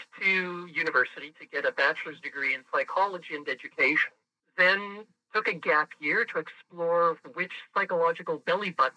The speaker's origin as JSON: {"language": "English", "town": "Montreal", "region": "Quebec", "country": "Canada", "tie": "born or raised there", "first_language": "French", "second_language": "English", "said": "I grew up in a suburb of Montreal called Saint-Laurent"}